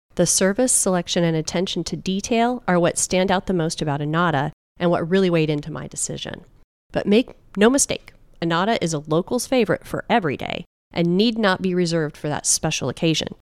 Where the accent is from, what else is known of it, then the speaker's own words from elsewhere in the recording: Clearwater, Florida, United States; I grew up in Clearwater